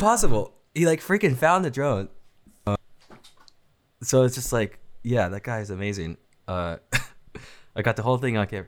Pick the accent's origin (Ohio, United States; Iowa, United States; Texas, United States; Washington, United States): Washington, United States; Seattle; I'm from Seattle